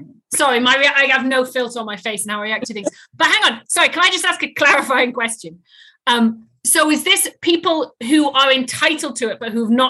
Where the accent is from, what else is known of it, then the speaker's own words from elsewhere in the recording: United Kingdom; I am British for clarification. I wish, I was born in Britain